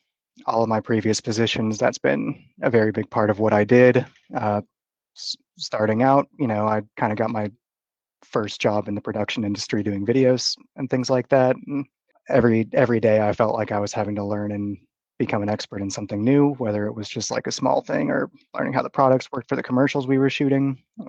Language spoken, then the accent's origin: English; Austin, Texas, United States; also born or lived in Dallas; Funnily enough, I'm from the Dallas area. I lived there for about 10 years, but grew up in Austin.